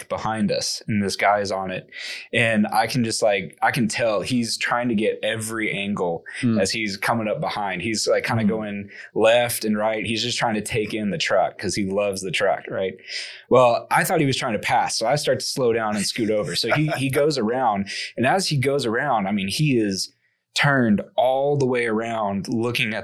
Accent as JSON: {"language": "English", "town": "Arlington", "region": "Texas", "country": "United States", "tie": "born or raised there", "moved": "as an adult", "lives_now": "Zambia", "said": "I was born and raised here in Arlington, Texas"}